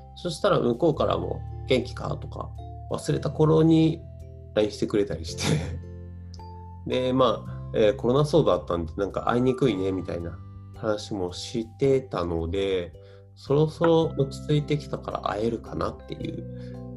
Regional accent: Gifu, Japan; もともと僕、岐阜出身

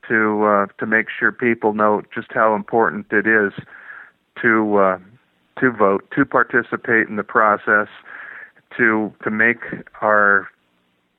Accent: California, United States; I'm from California

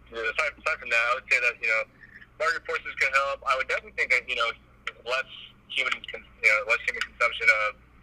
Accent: Southern California, United States; I grew up in Southern California

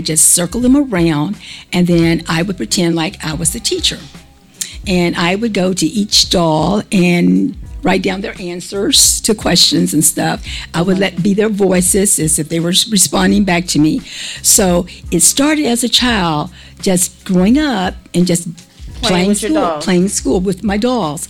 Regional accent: Mount Pleasant, Texas, United States; also born or lived in Kilgore, Texas / Austin, Texas / Plano, Texas; I grew up in Mount Pleasant, Texas, which is a small town in East Texas

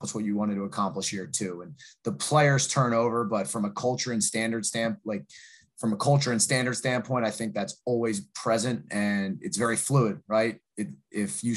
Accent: 20 minutes from Villanova, Pennsylvania, United States; I landed the job at Villanova, fortunate enough, you know, 20 minutes from my hometown.

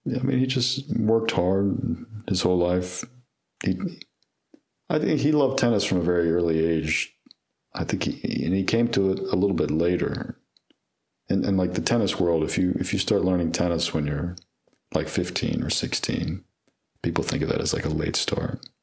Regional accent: LaGrange, Georgia, United States; now in Atlanta, United States; I grew up in LaGrange

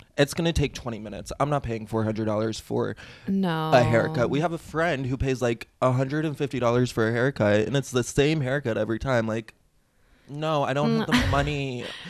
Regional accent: Florida, United States; moved away as an adult; now in Los Angeles, United States; I am from Florida

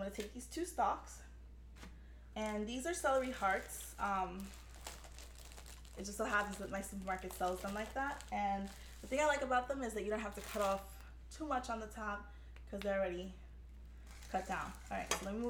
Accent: New York City, New York, United States; I grew up in the South Bronx in the 80s

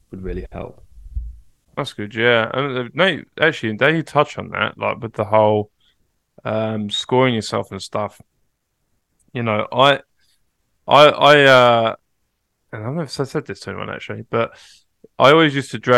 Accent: Kansas, United States; growing up in Kansas State.

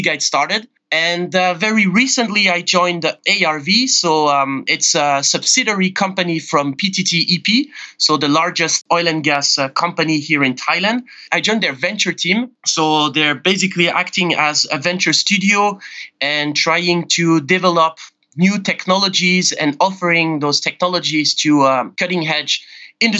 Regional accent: Geneva, Switzerland; moved away as an adult; also born or lived in Asia; I'm originally from Switzerland, born and raised in Geneva, and moved to Asia about 12 years ago.

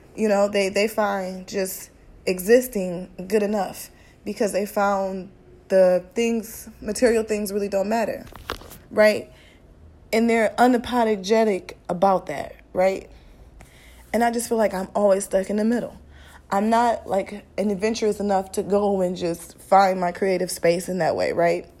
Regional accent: Midwest, United States; I'm from the Midwest.

